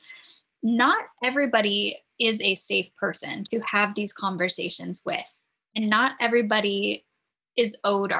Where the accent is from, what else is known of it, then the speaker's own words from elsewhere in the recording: San Diego, California, United States; now in New England, United States; growing up in San Diego